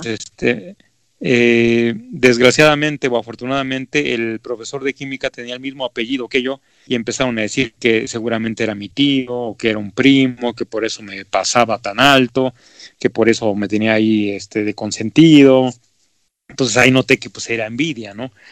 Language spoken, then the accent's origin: Spanish; Mexico; así somos los mexicanos